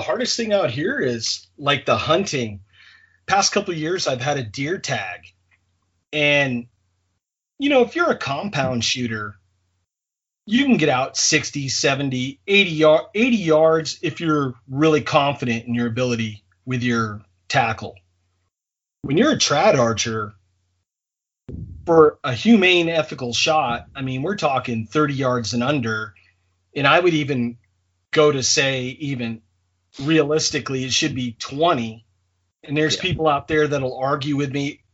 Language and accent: English; Maine, United States; as a kid growing up in Maine